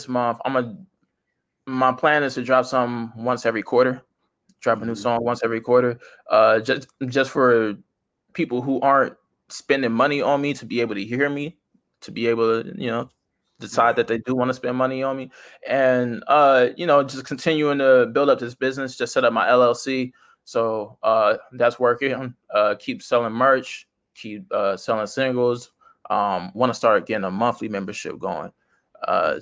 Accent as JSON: {"language": "English", "region": "California", "country": "United States", "tie": "born or raised there", "said": "I like where I live. I like my hometown."}